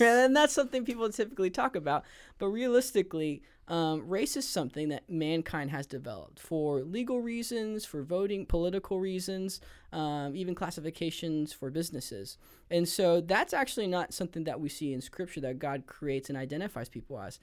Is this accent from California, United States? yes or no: yes; Los Angeles, California, United States; I grew up in the Los Angeles area of San Gabriel Valley, San Gabriel Valley of Los Angeles